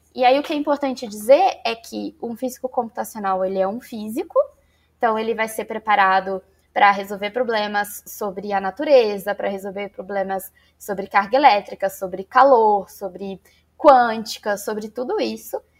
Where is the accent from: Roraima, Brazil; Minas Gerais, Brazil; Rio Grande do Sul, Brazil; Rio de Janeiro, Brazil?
Rio de Janeiro, Brazil; Barra Mansa; Então eu sou do interior do Rio de Janeiro, de uma cidadezinha chamada Barra Mansa